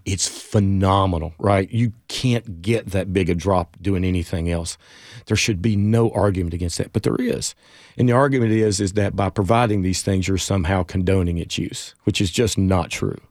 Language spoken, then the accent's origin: English; Jonesborough, Tennessee, United States; born or raised there; also born or lived in Johnson City, Tennessee